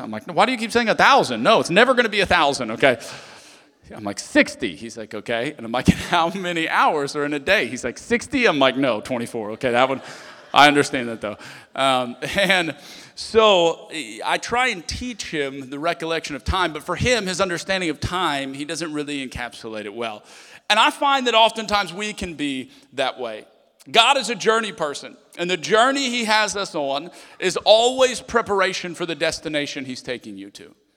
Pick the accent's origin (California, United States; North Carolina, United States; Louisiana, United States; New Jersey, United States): Louisiana, United States; Lafayette; moved away; I'm from Lafayette, Louisiana